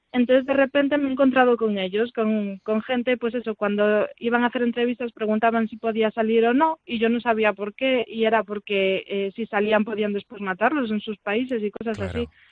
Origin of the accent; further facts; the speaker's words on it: Vigo, Galicia, Spain; moved away as an adult; yo soy de Vigo realmente, nací en Vigo y estuve allí, bueno, hasta la universidad